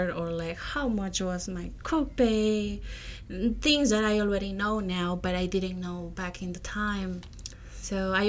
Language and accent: English; Peru; moved away as an adult; now in United States; I am originally from Peru. I came to the U.S. as a non-immigrant student to follow a career in public health back in 2018.